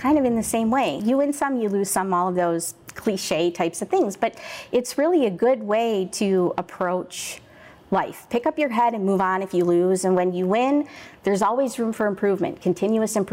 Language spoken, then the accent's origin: English; Aurora, Illinois, United States; I grew up in Aurora, which is, 10, 11 miles from where we are right now